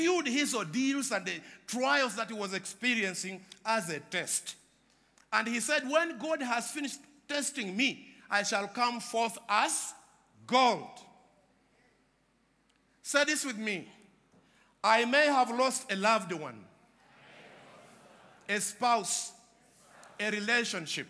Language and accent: English; Uganda; I come from Uganda